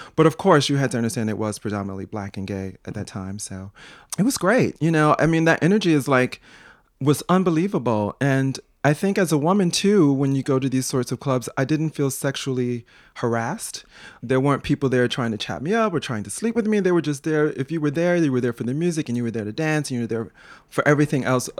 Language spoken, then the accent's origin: English; Chicago, Illinois, United States; moved away as an adult; also born or lived in New York; growing up in Chicago